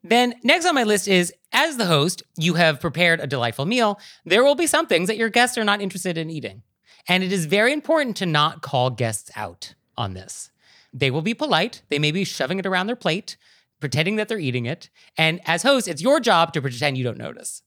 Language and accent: English; West Coast, United States; now in East Coast, United States; I'm from the West Coast, I live on the East Coast